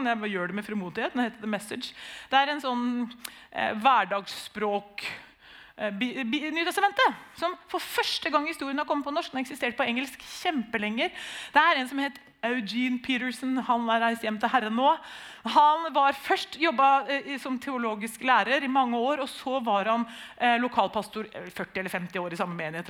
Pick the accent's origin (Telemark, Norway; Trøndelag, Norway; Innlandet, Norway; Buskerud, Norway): Telemark, Norway; Nissedal; Vi er jo født og oppvokst i Nissedal